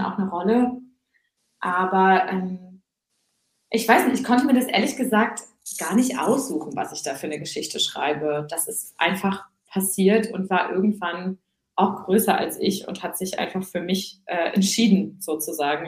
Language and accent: German; Husum, Schleswig-Holstein, Germany; also born or lived in Hamburg; ich bin äh, in, äh, in Husum aufgewachsen, aber die ersten drei Jahre auch in Hamburg